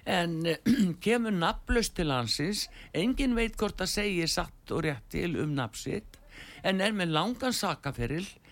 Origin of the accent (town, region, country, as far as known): Iceland